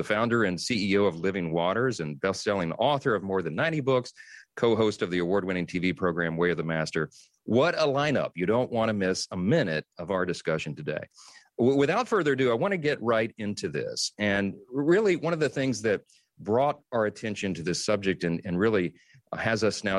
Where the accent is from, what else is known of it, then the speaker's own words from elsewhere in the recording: Louisiana, United States; And I'm envious of it because I'm from Louisiana. Mine's not nearly as great as yours, Ken.